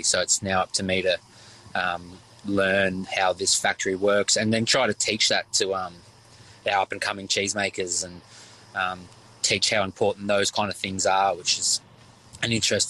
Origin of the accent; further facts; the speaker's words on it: Victoria, Australia; I'm from the Yarra Valley, so I worked at the Yarra Valley Dairy for many years, and that's where it started as a young passion.